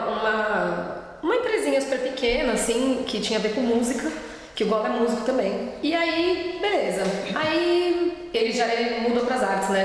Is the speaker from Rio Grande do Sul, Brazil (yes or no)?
no; São Paulo, Brazil; moved away as an adult; now in Berlin, Germany; eu nasci e cresci em São Paulo